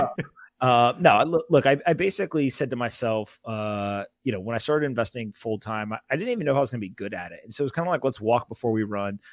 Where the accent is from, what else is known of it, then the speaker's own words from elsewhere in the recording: Raleigh, North Carolina, United States; also born or lived in South Florida; I grew up in, uh, Raleigh, North Carolina